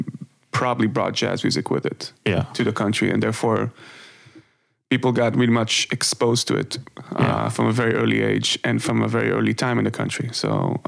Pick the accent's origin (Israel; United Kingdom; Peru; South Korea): Israel; moved away as an adult; now in Amsterdam, Netherlands; born and raised in Israel.